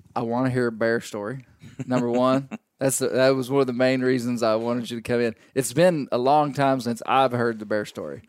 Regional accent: Arkansas, United States; we grew up in Arkansas, we we grew up this way.

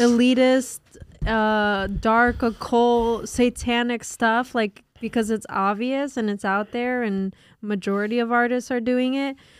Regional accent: New Jersey, United States; we're from North Jersey.

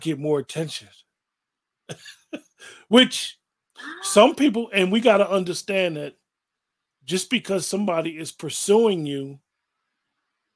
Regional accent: Northeast, United States; we're from the Northeast, a male will be like, how you doing, ma?

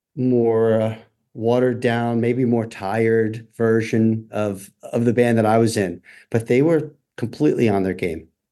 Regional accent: Randolph, New Jersey, United States; moved away as an adult; also born or lived in New York City; I grew up in Northeast New Jersey in a town called Randolph

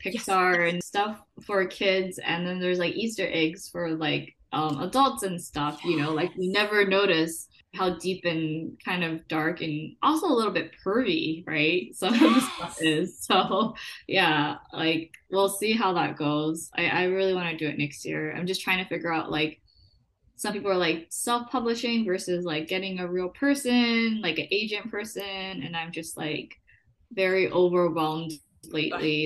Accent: Macau; now in New York, United States; we were both born and raised in Macau. We were classmates and then we both moved to the States

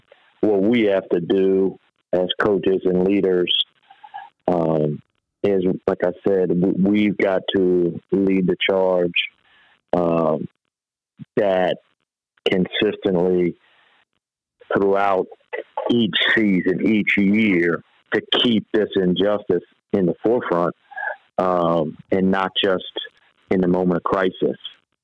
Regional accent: Virginia, United States; also born or lived in Georgia, United States; I grew up in Northern Virginia, you know, right outside D.C., and so that was really good for me growing up there. Then I moved to high school in Georgia, North Georgia

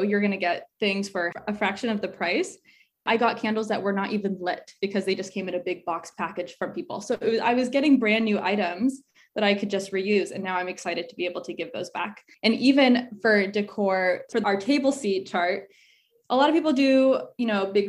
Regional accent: Arizona, United States; So for me, I'm originally from Arizona. So I was looking, so a lot of my family's there.

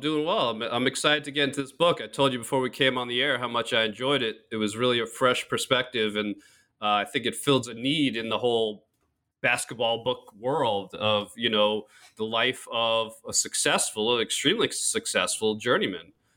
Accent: New York, United States; I grew up in New York

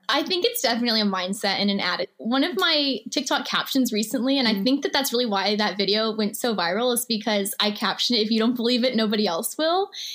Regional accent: Missouri, United States; also born or lived in Houston, Texas; I grew up in Missouri. So I lived in a very small town. I actually moved there in the sixth grade

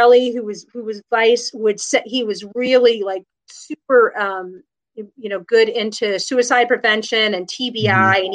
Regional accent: New York, United States; moved away as an adult; also born or lived in Berkeley, California / Lawton, Oklahoma; I grew up in New York

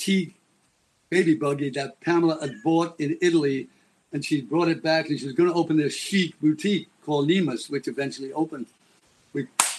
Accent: Liverpool, North West England, United Kingdom; I'm a kid from Liverpool

